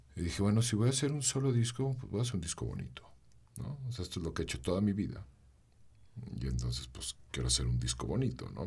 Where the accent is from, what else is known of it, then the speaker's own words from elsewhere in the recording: León, Guanajuato, Mexico; soy cantautor, soy de aquí de León